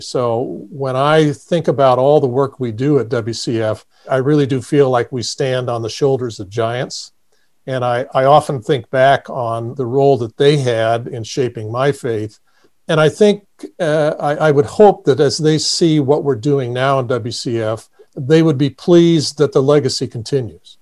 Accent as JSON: {"language": "English", "region": "Indiana", "country": "United States", "tie": "born or raised there", "moved": "as an adult", "lives_now": "Kansas City, United States", "said": "I grew up in Indiana, on a farm"}